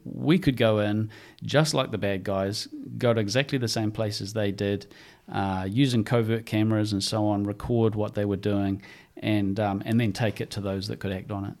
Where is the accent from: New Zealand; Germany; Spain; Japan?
New Zealand; growing up in New Zealand